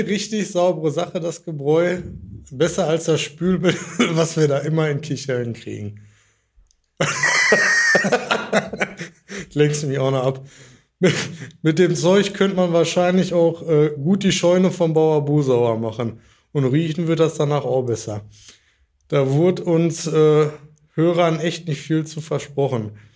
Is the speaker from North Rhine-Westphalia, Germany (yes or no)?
yes; Dortmund, North Rhine-Westphalia, Germany; moved away as an adult; now in Kirchhellen, Germany; Äh, ich bin aufgewachsen in Dortmund